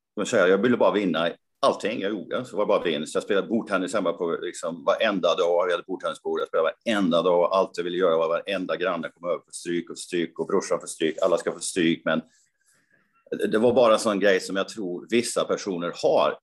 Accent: Karlstad, Värmland, Sweden; min hemstad då, Karlstad.

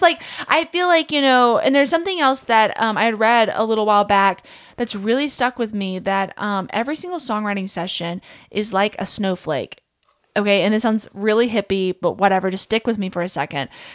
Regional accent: Kentucky, United States; I grew up in Kentucky, small town, absolutely love where I'm from

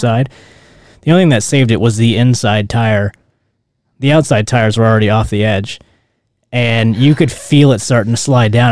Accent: Louisiana, United States; moved away; I grew up in Louisiana where it rained

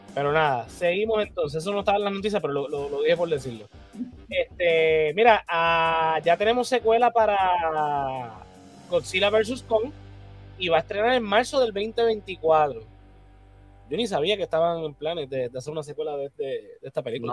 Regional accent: Puerto Rico; nosotros como puertorriqueños

